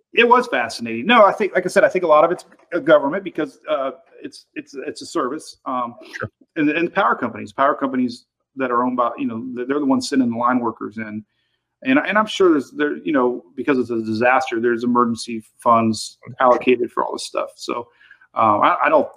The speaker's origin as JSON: {"language": "English", "area": "Pinellas County", "region": "Florida", "country": "United States", "tie": "born or raised there", "said": "my hometown in uh, Pinellas County, which is you know Clearwater, St. Petersburg"}